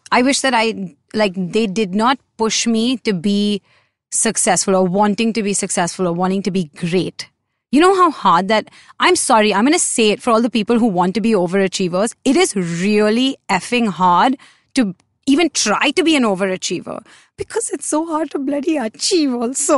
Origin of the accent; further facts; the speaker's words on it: India; a lot of us as Indian kids